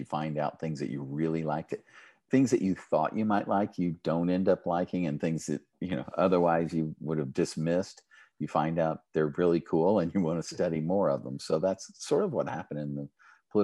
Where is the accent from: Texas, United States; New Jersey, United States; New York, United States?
Texas, United States; Midland; I grew up in Midland